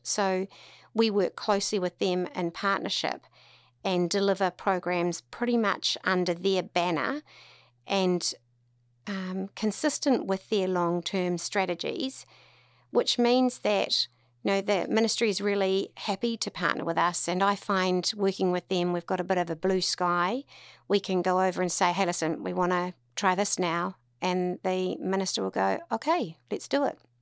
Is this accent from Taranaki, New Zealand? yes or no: no; Tauranga, Bay of Plenty, New Zealand; also born or lived in Auckland; born and bred in Tauranga